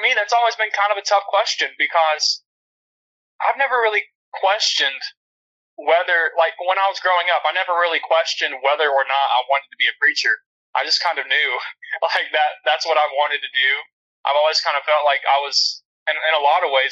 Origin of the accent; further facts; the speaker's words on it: Alabama, United States; moved away as an adult; also born or lived in Memphis, Tennessee; now in Little Rock, United States; I'm originally from Alabama, and that's where all of my family lives still, except for me.